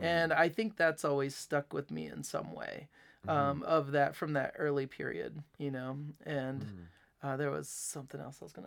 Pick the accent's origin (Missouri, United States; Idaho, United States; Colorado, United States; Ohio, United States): Ohio, United States; Delphos; now in Fort Wayne, United States; in Ohio, like in the town where I grew up in Delphus